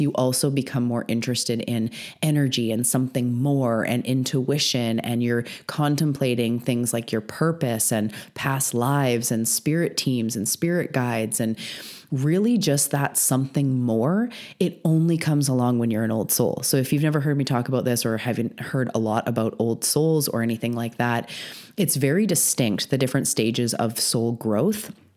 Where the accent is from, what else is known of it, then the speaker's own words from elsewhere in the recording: British Columbia, Canada; I'm also a Canadian on the west coast of Canada on Vancouver Island